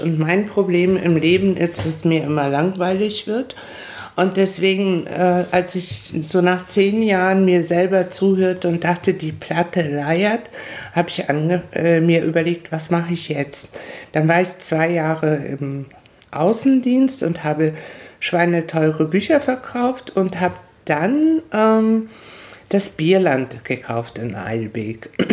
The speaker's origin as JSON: {"language": "German", "country": "Paraguay", "also_born_or_lived": "Hamburg, Germany", "moved": "as an adult", "lives_now": "Prignitz, Germany", "said": "ich bin mit 20 aus Paraguay nach Deutschland gekommen"}